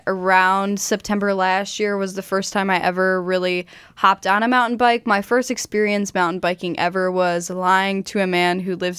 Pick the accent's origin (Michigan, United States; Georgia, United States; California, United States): Michigan, United States; I am born and raised in Michigan